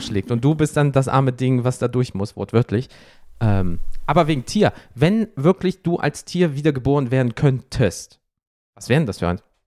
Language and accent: German; Rhineland, Germany; ich komme aus dem Rheinland genauso wie du.